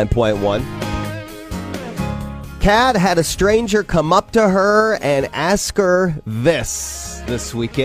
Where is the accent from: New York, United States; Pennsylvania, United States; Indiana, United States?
Indiana, United States; Angola; the toboggan run in my hometown of Angola, Pokagon State Park.